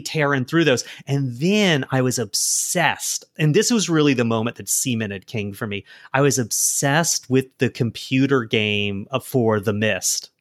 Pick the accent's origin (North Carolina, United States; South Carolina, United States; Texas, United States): South Carolina, United States; I'm from South Carolina.